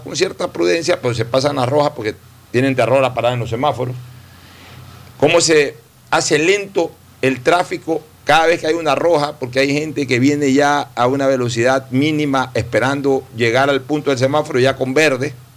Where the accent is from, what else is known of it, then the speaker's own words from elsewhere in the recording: Guayaquil, Guayas, Ecuador; moved away; mi ciudad natal, que ahora sea para mí una ciudad de tránsito los fines de semana